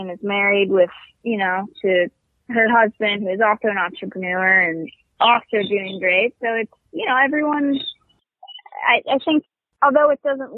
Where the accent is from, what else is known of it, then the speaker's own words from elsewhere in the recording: Virginia Beach, Virginia, United States; moved away as an adult; I'm originally from Virginia Beach, Virginia